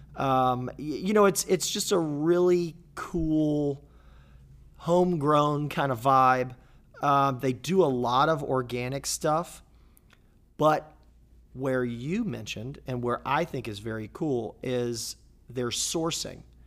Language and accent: English; Jacksonville, Florida, United States; my hometown of Jacksonville, Florida